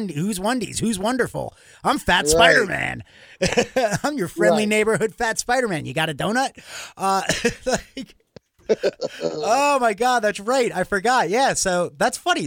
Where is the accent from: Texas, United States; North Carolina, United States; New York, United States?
New York, United States; growing up in New York